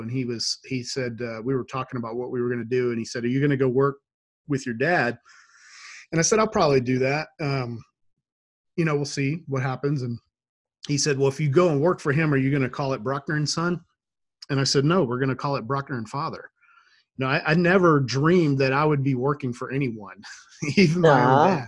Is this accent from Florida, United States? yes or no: no; Shreveport, Louisiana, United States; also born or lived in Monroe, Louisiana; now in Idaho, United States; I was born in that area. I grew up in Shreveport, which is about an hour and a half west.